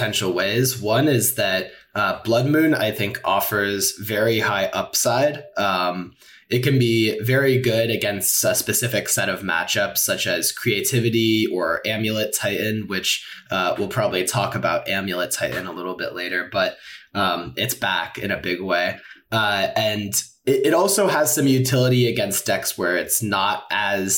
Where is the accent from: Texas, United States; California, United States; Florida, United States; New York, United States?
California, United States; San Francisco; moved away as an adult; now in St. Louis, United States; I am originally from San Francisco